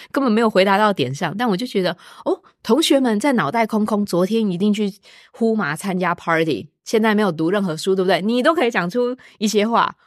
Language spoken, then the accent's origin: Chinese; Taiwan; moved away as an adult; now in Austin, United States; 一般的普通台湾学生就会觉得这不是我母语